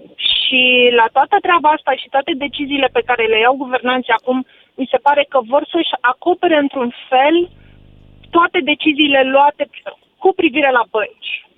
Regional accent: Tulcea, Tulcea County, Romania; also born or lived in Cluj; now in Cluj-Napoca, Romania; sunt din Tulcea

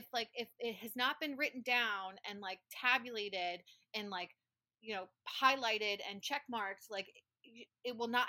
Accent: Alabama, United States; born there; accent: Southern; Like, I was born in Alabama, and most of my Southern accent is gone, but not my kind of word pronunciation of, like, it is definitely caramel.

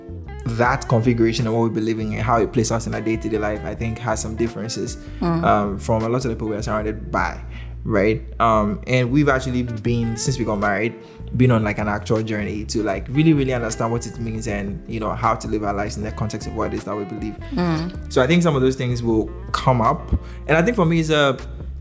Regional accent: Ghana; I'm Ghanaian

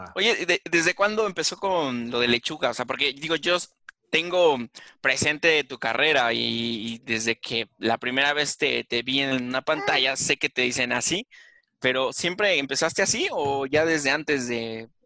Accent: Cuernavaca, Morelos, Mexico; yo soy de Cuernavaca y, y aquí, y aquí hay familia

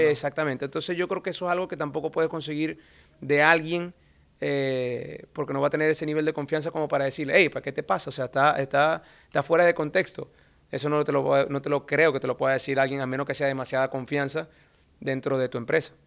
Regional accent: Venezuela; moved away; nosotros como venezolanos

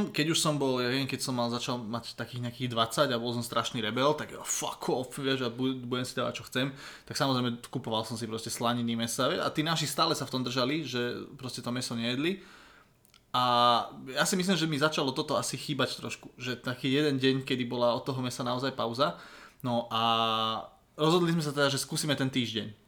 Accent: Budmerice, Bratislava Region, Slovakia; že u nás napríklad doma v Budmericiach sa v piatok meso, nejedlo. Keď som bol malý, tak e, som to dodržoval v podstate stále.

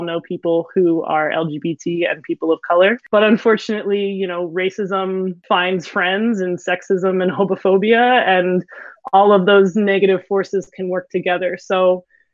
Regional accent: Philadelphia, Pennsylvania, United States; a teacher from Philadelphia. I've lived here my whole life

